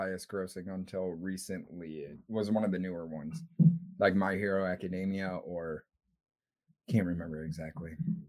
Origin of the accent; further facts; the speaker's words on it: United States; We're American